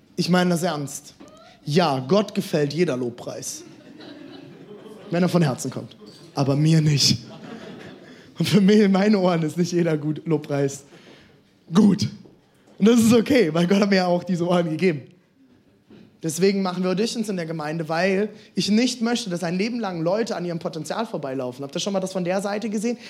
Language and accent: German; Germany; ich komme aus der Karnevalsregion